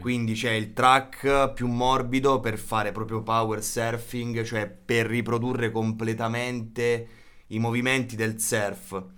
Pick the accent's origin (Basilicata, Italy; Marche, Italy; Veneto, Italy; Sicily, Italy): Basilicata, Italy; Policoro; vengo da, mm, da Matera, provincia di Matera, precisamente da Policoro